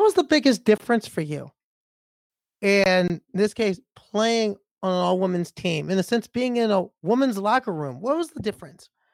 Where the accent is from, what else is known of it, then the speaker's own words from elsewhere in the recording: Nebraska, United States; where I grew up in Nebraska